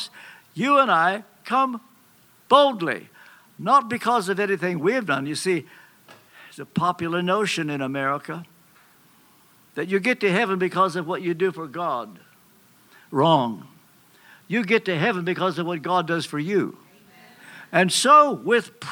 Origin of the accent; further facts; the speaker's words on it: Kentucky, United States; I'm from Kentucky